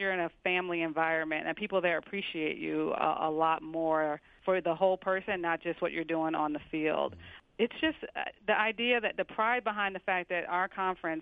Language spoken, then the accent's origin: English; New York City, New York, United States; I grew up in New York, and my mom didn't go to college